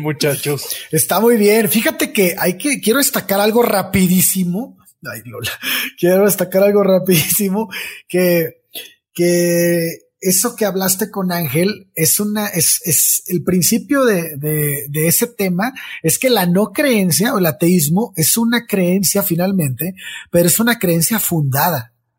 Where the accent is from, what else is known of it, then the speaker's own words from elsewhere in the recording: Mexico; como muchas personas en mi país, estamos en México